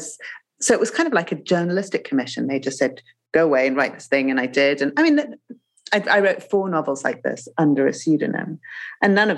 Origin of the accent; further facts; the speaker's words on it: Zimbabwe; moved away; I grew up in Zimbabwe